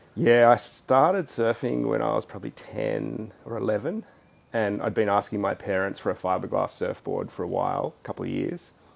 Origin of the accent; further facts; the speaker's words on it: Sydney, New South Wales, Australia; I grew up in Hunters Hill okay. on the western shores of the harbour.